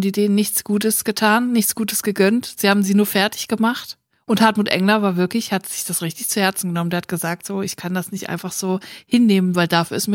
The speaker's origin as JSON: {"language": "German", "town": "Bietigheim-Bissingen", "region": "Baden-Württemberg", "country": "Germany", "said": "Ich komme aus Bietigheim. Bissingen"}